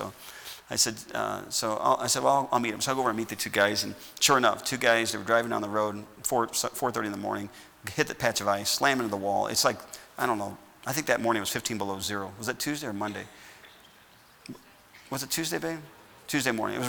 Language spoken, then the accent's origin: English; United States; I'm glad I'm American